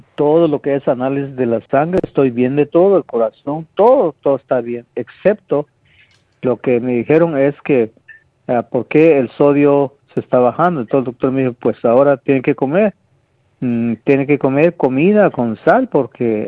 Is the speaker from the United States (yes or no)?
no; Guatemala; moved away; Yo, yo nací en Guatemala, donde, en el campo, que no existía nada